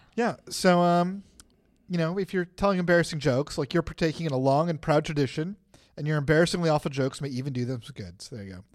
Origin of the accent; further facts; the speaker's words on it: United States; we're American Christians